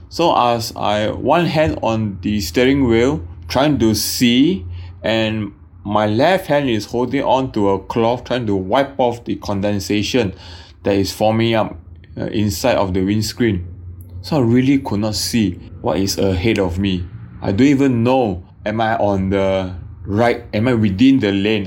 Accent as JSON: {"language": "English", "country": "Singapore", "also_born_or_lived": "Brisbane, Australia", "said": "I'm a Singaporean. Back then was studying in Brisbane"}